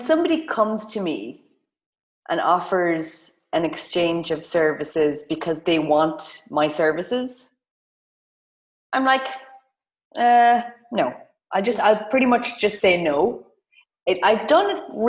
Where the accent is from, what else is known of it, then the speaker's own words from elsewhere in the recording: Ireland; as Irish girlies